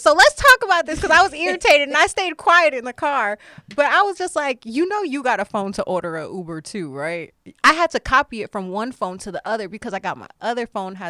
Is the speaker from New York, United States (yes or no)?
no; Florida, United States; I'm from Florida